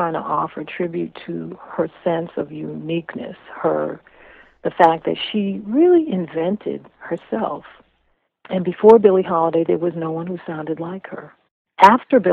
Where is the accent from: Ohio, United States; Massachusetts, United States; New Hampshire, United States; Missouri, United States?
Massachusetts, United States; Cambridge; I grew up in Cambridge